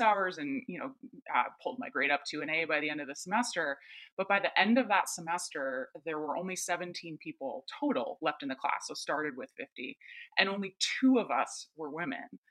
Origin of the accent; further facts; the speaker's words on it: East Coast, United States; I grew up on the East Coast